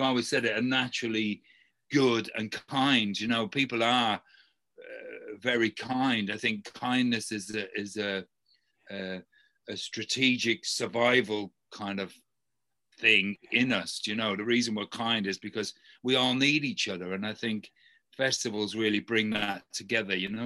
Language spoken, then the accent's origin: English; London, United Kingdom; I grew up in South London, right beside a East Lane market